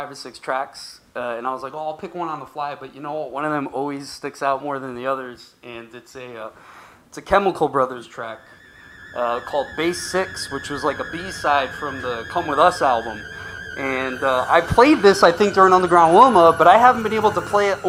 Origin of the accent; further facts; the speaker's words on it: Providence, Rhode Island, United States; I came from Providence, Rhode Island, outside Boston, about 45 minutes northeast or whatever.